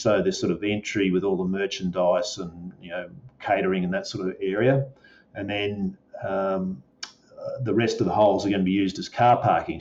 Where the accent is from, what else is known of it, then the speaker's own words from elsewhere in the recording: Melbourne, Victoria, Australia; I'm fairly local here, so I'm Melbourne um, born and raised on a dairy farm.